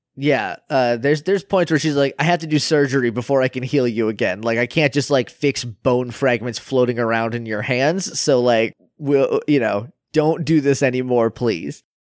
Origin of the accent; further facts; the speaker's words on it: New Hampshire, United States; I'm from New Hampshire